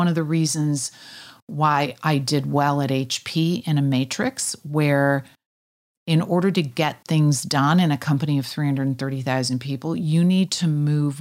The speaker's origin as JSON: {"language": "English", "region": "Kansas", "country": "United States", "also_born_or_lived": "Switzerland", "moved": "as an adult", "said": "I was from Kansas."}